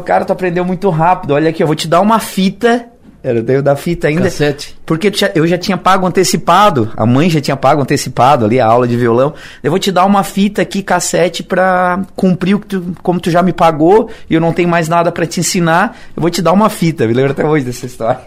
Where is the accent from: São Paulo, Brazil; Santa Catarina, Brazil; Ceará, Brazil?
Santa Catarina, Brazil; Siderópolis; moved away as an adult; also born or lived in Criciúma; eu só nasci aqui, mas eu, meus pais sempre foram de Siderópolis. E morei em Siderópolis até quatro anos atrás